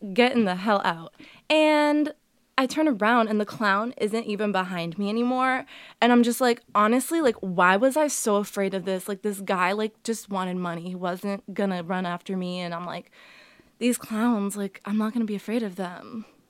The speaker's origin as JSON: {"language": "English", "region": "Massachusetts", "country": "United States", "tie": "born or raised there", "also_born_or_lived": "Medford / Waltham / Billerica / Burlington", "first_language": "Portuguese", "second_language": "English"}